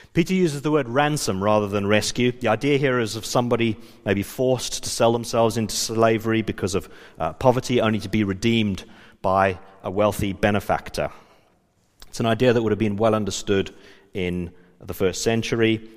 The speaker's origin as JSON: {"language": "English", "town": "Johannesburg", "region": "Gauteng", "country": "South Africa", "tie": "born or raised there", "moved": "yes", "said": "I was from South Africa. I grew up in Johannesburg."}